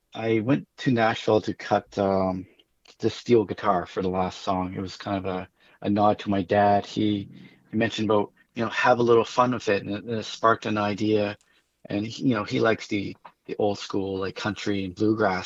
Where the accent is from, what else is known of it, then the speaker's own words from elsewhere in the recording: Amherst, Nova Scotia, Canada; moved away; also born or lived in Moncton, New Brunswick; I'm from Amherst.